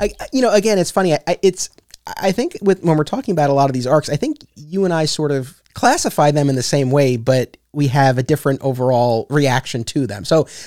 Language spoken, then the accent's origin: English; Westchester, New York, United States; We're both from Westchester.